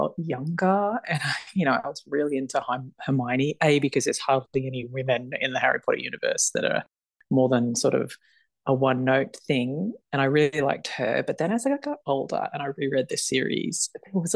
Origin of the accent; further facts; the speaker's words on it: Australia; I'm Australian